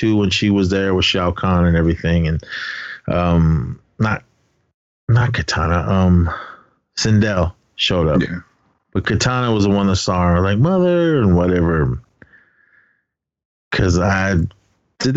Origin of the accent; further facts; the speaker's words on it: Navajo Nation, United States; I am Native American. My nation, I represent the Navajo Nation, Dene Ta